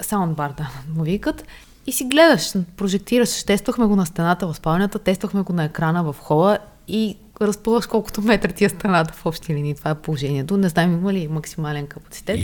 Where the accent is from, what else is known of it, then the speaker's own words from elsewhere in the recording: Varna, Varna Province, Bulgaria; moved away; аз съм от Варна и ние там така наричаме бор машината